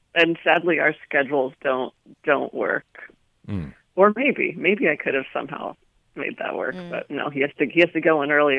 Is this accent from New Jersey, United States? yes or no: yes; New Jersey, United States; moved away as an adult; now in Los Angeles, United States; I grew up in New Jersey, so I drove a lot there.